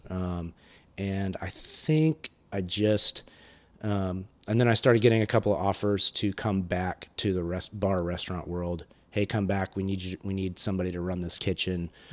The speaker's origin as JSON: {"language": "English", "region": "California", "country": "United States", "tie": "born or raised there", "also_born_or_lived": "Athens, Georgia", "moved": "yes", "said": "I was born in California"}